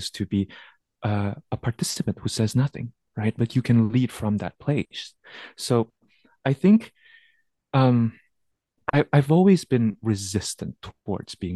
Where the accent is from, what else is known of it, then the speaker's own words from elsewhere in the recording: Jakarta, Indonesia; I grew up in Jakarta, Indonesia